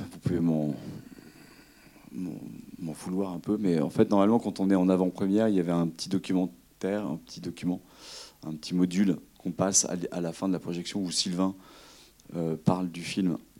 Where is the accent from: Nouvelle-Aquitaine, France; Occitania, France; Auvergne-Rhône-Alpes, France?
Nouvelle-Aquitaine, France; Limousin; je suis originaire du Limousin, et quand on est Limousin